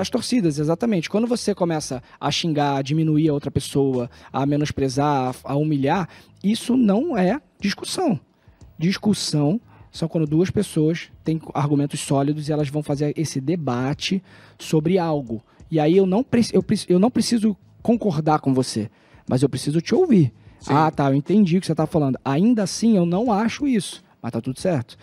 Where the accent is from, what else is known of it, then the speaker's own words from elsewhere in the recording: Rio de Janeiro, Brazil; de onde eu fui criado